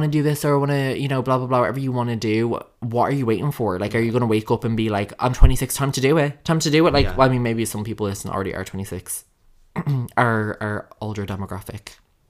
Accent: Dublin, Leinster, Ireland; But I'm from Dublin

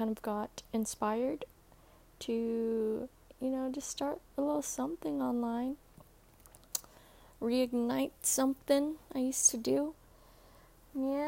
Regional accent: Guam; I'm from Guam

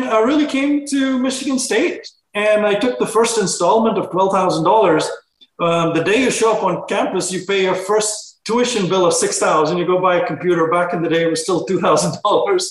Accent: India; I was growing up in India

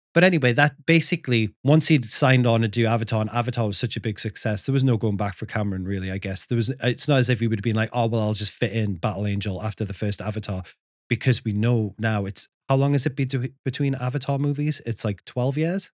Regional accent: the north of England, United Kingdom; moved away; growing up in Northern England

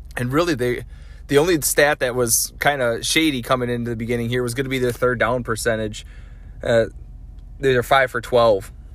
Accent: Wisconsin, United States; I grew up in Wisconsin here

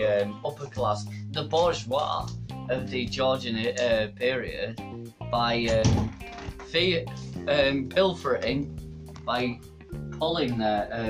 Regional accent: Tadcaster, Yorkshire and the Humber, United Kingdom; I come from Tadcaster, best place in the world.

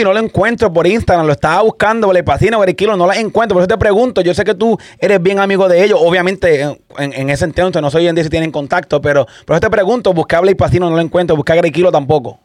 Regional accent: Santa Isabel, Puerto Rico; yo soy de Santa Isabel, Puerto Rico, yo soy de ahí mismo también

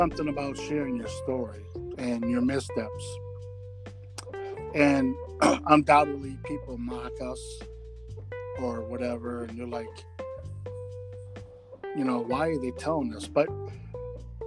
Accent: Rockford, Illinois, United States; I was in Rockford, Illinois, my hometown

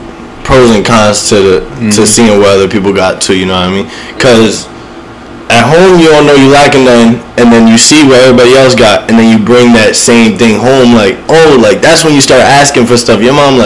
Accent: Somerset, New Jersey, United States; So, I grew up right here in Somerset. I've been through all the Somerset schools from kindergarten all the way to high school till I graduated.

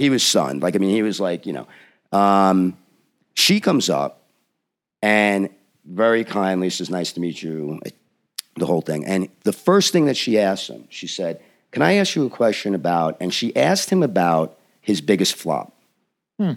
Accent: United States; I'm an American writer

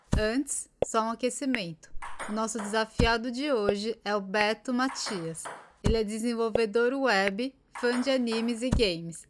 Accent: Brazil; now in Japan; eu sou brasileira

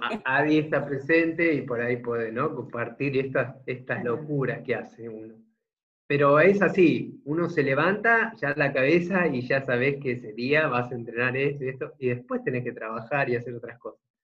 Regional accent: Argentina; soy de Argentina

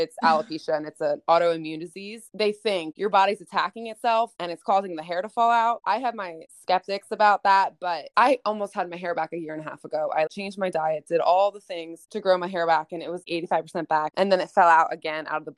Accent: Philadelphia, Pennsylvania, United States; moved away as an adult; now in Los Angeles, United States; I am from Philly, Pennsylvania, but I live in Los Angeles.

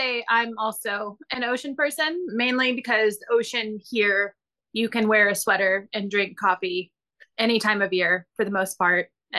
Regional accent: Pensacola, Florida, United States; now in Portland, United States; I'm from Pensacola. I'm from the Alabama part of Florida, but it's still Florida.

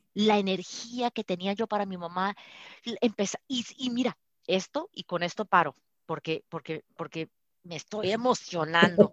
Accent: Colombia; also born or lived in Colorado, United States; now in United States; De Colombia

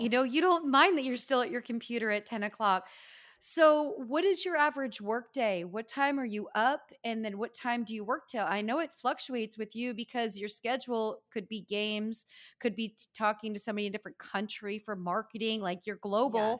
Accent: Northeast, United States; we are from the Northeast

